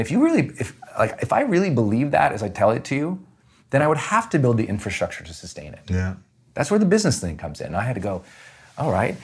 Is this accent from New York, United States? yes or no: no; Montana, United States; Growing up in Montana, we just had nothing